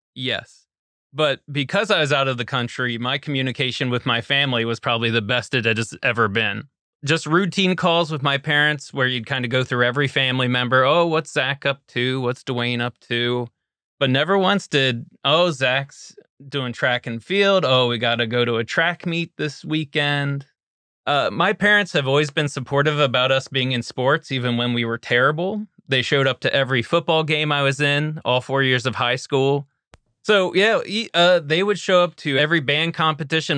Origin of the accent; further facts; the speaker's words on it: Hagerstown, Maryland, United States; Hagerstown, Maryland